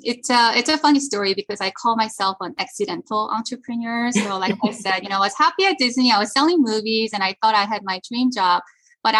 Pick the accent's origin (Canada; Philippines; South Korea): South Korea; also born or lived in Paris, France / United States; So I was born in Korea. My family moved to Paris when I was little, and then we moved back to Korea, and then we moved to the US for the first time when I was in middle school, and then my family moved back to Korea.